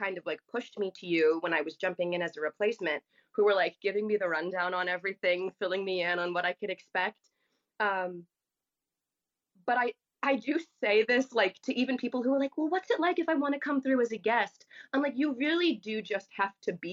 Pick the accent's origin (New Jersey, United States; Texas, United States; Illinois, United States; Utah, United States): New Jersey, United States; Howell; also born or lived in Brick, New Jersey; I was born in Brick, but I was raised my whole life in Howell, New Jersey.